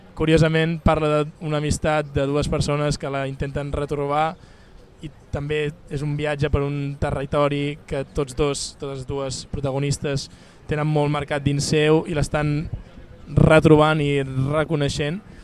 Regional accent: Barcelona, Catalonia, Spain; accent: Barcelona; also born or lived in Castellserà; jo no deixo de ser una persona nascuda a Barcelona, que parla de Barcelona, tot i que quan vaig allà canvio l'accent

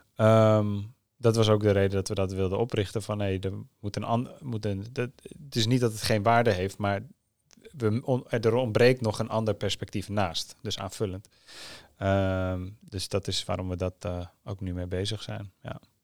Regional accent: Netherlands; ik ben een half Nederlands

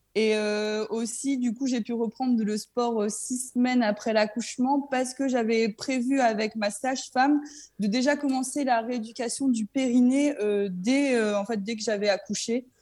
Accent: Saint-Omer, Hauts-de-France, France; also born or lived in Lesquin, near Lille; J'étais en fait, moi, dans le club de Saint-Omer, parce que j'habitais du coup bah, à Saint-Omer

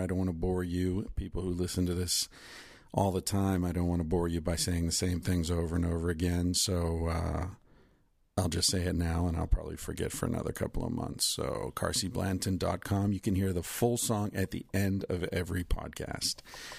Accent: Pennsylvania, United States; I grew up in Western Pennsylvania, where the air was full of soot and the streams were full of, you know, shit because of all the steel mills and the coal mining

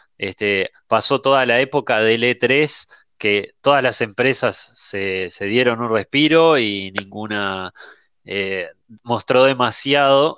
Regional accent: Uruguay; somos en realidad en Uruguay 3 millones de, de todo

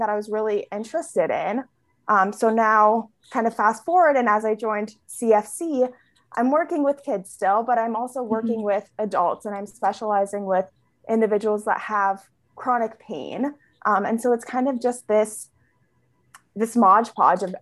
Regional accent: California, United States; I was born and raised in California.

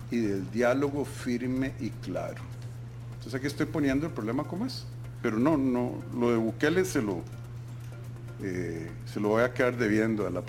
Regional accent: Costa Rica; Y además no, no estoy claro que los costarricenses queramos vivir en un régimen jurídico-político como los salvadoreños.

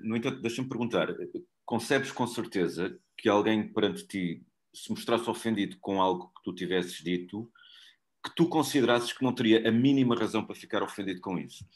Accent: Portugal; E eu sou português

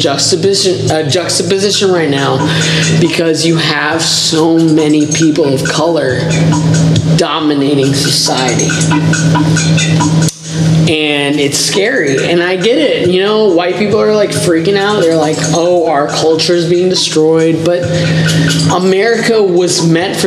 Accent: Greenville, South Carolina, United States; I'm from Greenville, South Carolina

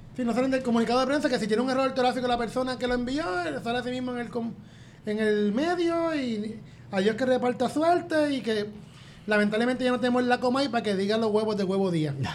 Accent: Puerto Rico; moved away as an adult; now in Albany, United States; soy puertorriqueño

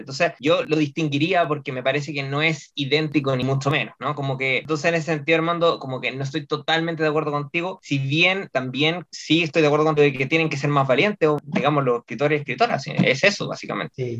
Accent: Chile; nosotros, bueno, los chilenos

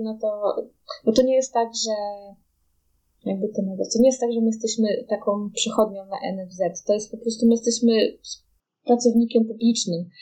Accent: Poland; now in Denmark; u nas w Polsce, u nas w Danii

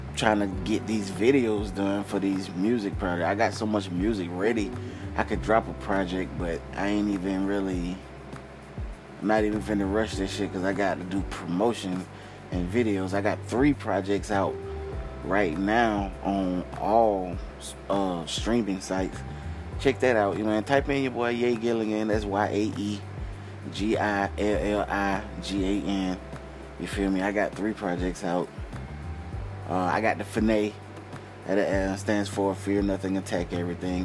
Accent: outside of Atlanta, Georgia, United States; I'm from like outside of Atlanta. I'm from like an hour and 30 minutes outside of Atlanta

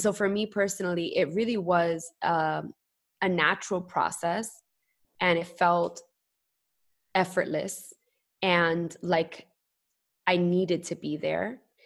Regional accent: New York City, New York, United States; moved away as an adult; also born or lived in Queens; now in Puerto Rico; born and raised, I was raised in Brooklyn and Bushwick, very proud

